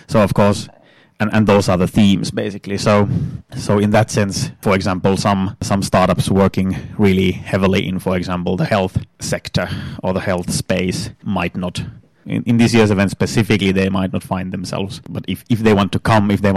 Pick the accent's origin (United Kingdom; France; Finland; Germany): Finland; northern Finland; now in Turku, Finland; I'm from Northern Finland originally